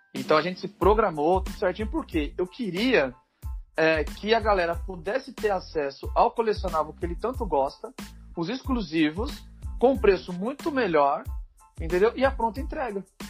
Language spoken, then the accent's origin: Portuguese; ABC Paulista, São Paulo, Brazil; a gente é do ABC Paulista, a gente é São Caetano, Santo André